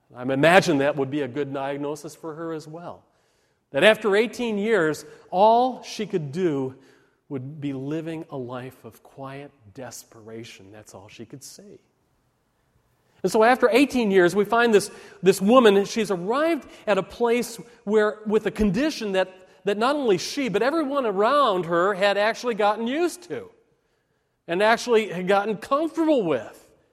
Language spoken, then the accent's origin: English; Park Ridge, Illinois, United States; When I was a kid growing up in Park Ridge, Illinois